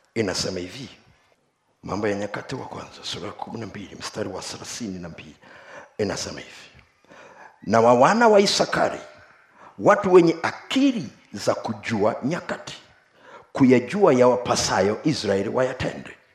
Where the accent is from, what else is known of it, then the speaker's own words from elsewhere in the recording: Tukuyu, Mbeya, Tanzania; moved away; kule kwetu kule tukuyu